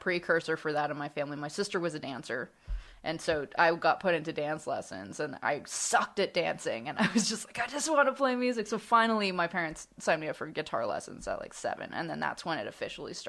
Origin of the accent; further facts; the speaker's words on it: Greenwood, Ontario, Canada; also born or lived in Scarborough, Toronto; I was born in Scarborough, but grew up in a hamlet called Greenwood, north of Ajax.